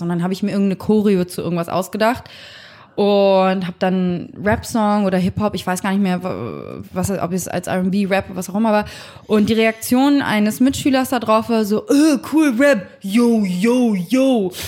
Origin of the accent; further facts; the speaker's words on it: Hamburg, Germany; ich bin jetzt nicht in Harlem groß geworden, sondern in hamburg langhorn